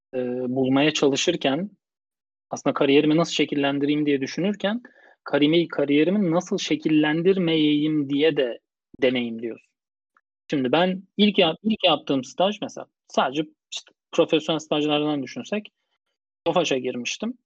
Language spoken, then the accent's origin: Turkish; Bursa, Turkey; moved away as an adult; also born or lived in Istanbul; Doğma büyüme Bursalıyım.